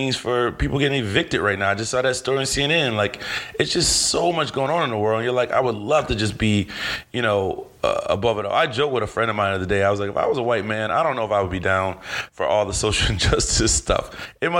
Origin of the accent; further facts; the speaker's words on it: Cleveland, Ohio, United States; I love my city. I'm a Cleveland boy